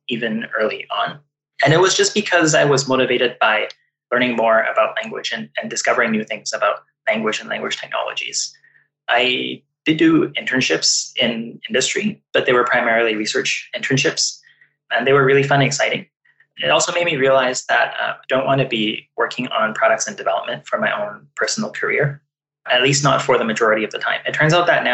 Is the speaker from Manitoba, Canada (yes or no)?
no; Vancouver, British Columbia, Canada; also born or lived in Toronto; growing up in Vancouver, I was exposed to many different languages. So with my family members, I spoke Cantonese